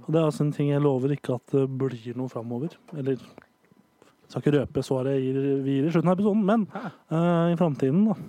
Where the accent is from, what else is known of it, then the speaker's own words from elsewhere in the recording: Nittedal, Akershus, Norway; Der er Nittedal kommune der jeg kommer fra